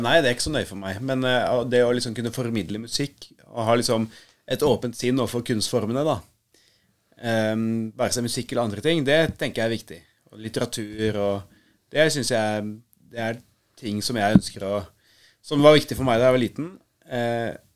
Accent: Nesodden, Akershus, Norway; jeg vokste jo opp på, eh, på Nesodden med mamma og pappa

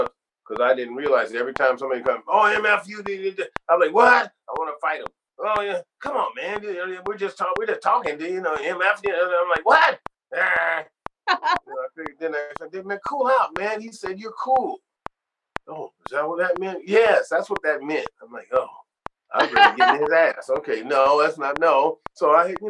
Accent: Sacramento, California, United States; moved away as an adult; also born or lived in Ohio; I had to leave from my hometown in Sacramento to go to the big city

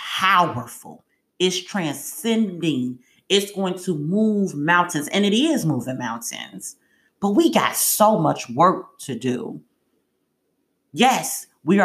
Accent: United States; I'm an American. No, I'm not an African

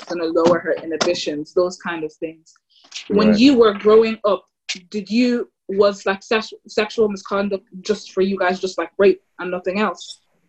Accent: Ireland; growing up in Ireland

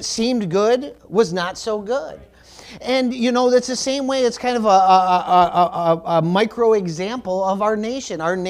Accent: United States; I am a Christian before I'm American

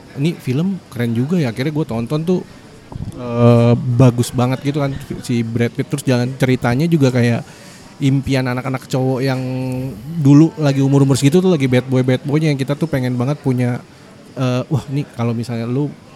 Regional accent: Jakarta, Indonesia; Kan gua, eh, kecilnya tuh di Jakarta Timur

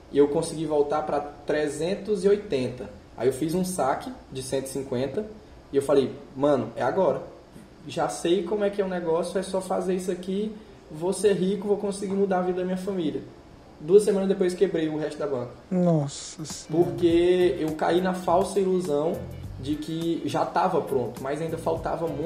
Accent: Northeast Region, Brazil; eu também sou do Nordeste

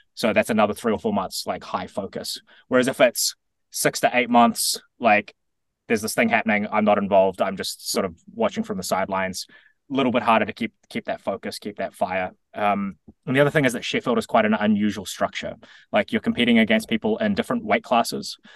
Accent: New Zealand; as a New Zealander

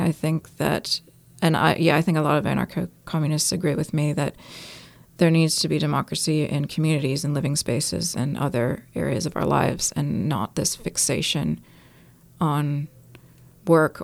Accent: California, United States; moved away as an adult; also born or lived in New York; now in Auckland, New Zealand; I'm from New York and grew up in California, and I've been in New Zealand, Aotearoa, for 14 years in mostly Tamaki Makaurau

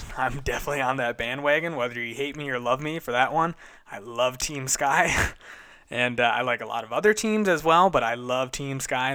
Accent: United States; Being an American

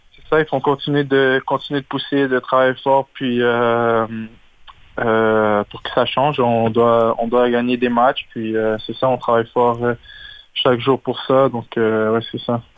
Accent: Laval, Quebec, Canada; j'ai grandi à Laval.

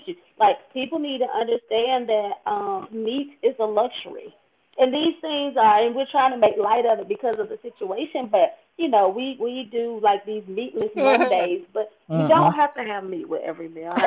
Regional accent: rural Georgia town, United States; moved away as an adult; he worked in factories in my hometown

